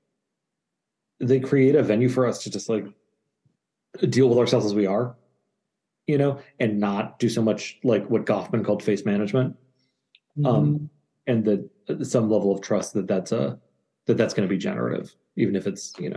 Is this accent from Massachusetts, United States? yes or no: yes; Cambridge, Massachusetts, United States; I grew up in Cambridge, Massachusetts, like literally trick-or-treating at analysts' houses